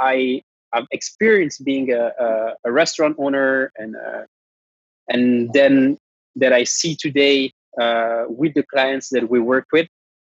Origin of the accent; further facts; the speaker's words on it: Geneva, Switzerland; moved away as an adult; also born or lived in London; I'm a Italian Swiss. I was born in Geneva, which is a city based in Switzerland